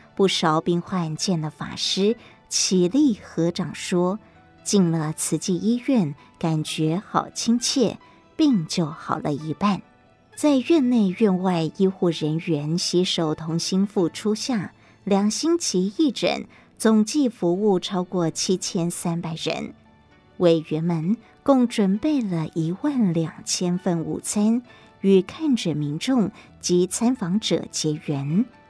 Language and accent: Chinese; Xiushui, Changhua County, Taiwan; moved away; 我出生在彰化的秀水，台大医学院毕业后，在台大医院完成住院医师训练，就到长庚医院服务